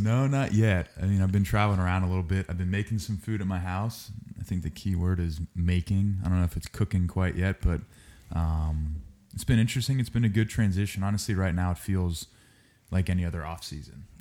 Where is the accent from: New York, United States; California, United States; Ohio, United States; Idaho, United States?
Ohio, United States; Cincinnati; I'm from Cincinnati, Ohio.